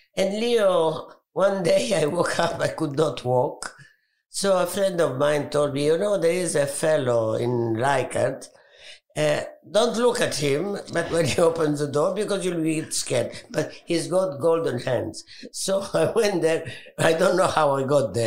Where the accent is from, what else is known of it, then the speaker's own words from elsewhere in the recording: Alexandria, Alexandria Governorate, Egypt; I was born in Egypt, in Alexandria, beautiful city.